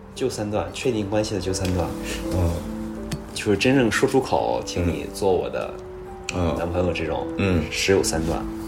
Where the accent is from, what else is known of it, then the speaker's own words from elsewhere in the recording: Dalian, Liaoning, China; moved away; 因为在大连，呃，在大老家